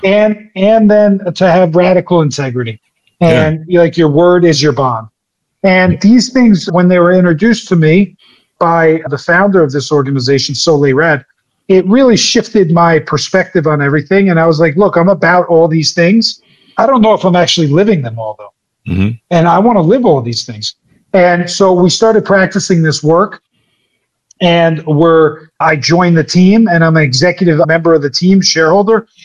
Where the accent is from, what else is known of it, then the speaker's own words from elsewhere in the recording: New Jersey, United States; I'm from Jersey. I'm a Jersey guy